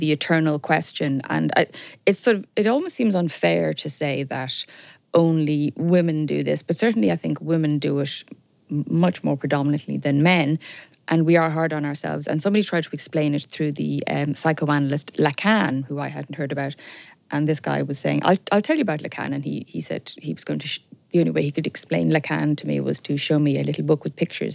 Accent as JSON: {"language": "English", "town": "Dublin", "region": "Leinster", "country": "Ireland", "tie": "born or raised there", "also_born_or_lived": "Belfast / Sligo", "said": "I was brought up sort of halfway up the Sandyford Road, the Dundrum area"}